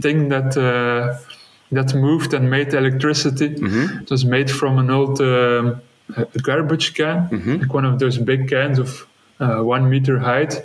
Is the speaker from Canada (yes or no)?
no; West Flanders, Belgium; English is a second language; moved away as an adult; now in Antwerp, Belgium; originally, I grew up in West Flanders